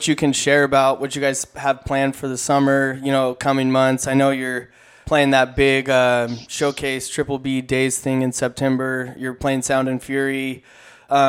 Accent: Corona, California, United States; I grew up in the IE. I grew up in Corona

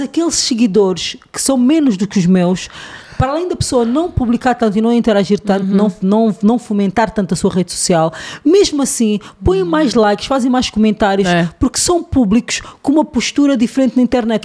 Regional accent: Angola

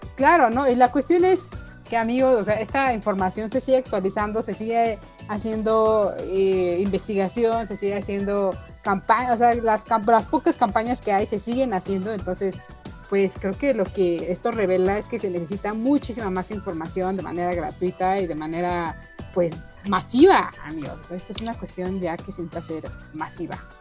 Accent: Mexico; El boing nos une como mexicanos

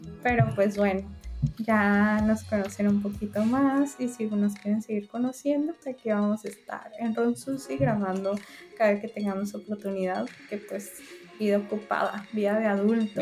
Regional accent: northern Mexico, Mexico; accent: norteño; hablo como mexicana.

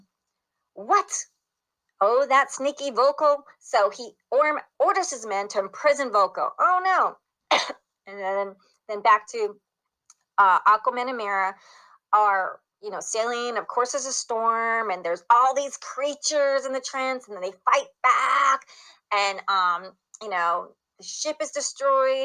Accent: Italy; I was born in Italy.

